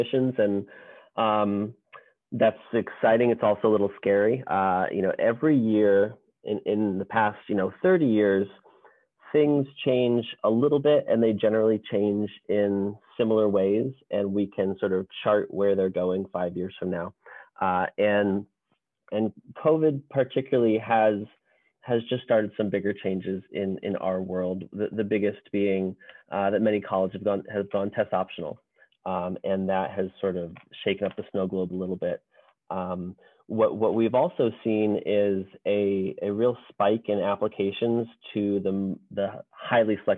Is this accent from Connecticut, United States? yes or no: yes; West Hartford, Connecticut, United States; moved away as an adult; also born or lived in West Coast (California) / Boston area, Massachusetts / Northern California; I grew up in Connecticut, not far from Loomis in West Hartford